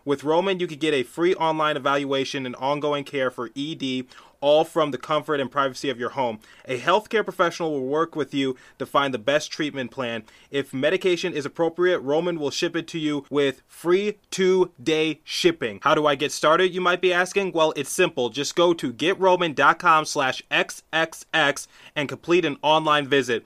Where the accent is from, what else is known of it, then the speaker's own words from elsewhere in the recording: Midwest, United States; I grew up in the Midwest mostly, so I say water.